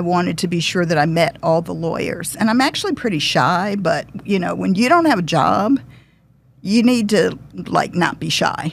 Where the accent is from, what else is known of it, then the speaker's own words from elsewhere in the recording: Detroit, Michigan, United States; moved away; also born or lived in Massachusetts; I'm originally from Detroit.